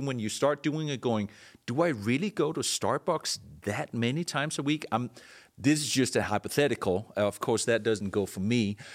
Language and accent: English; Denmark; moved away; I was born and raised in Denmark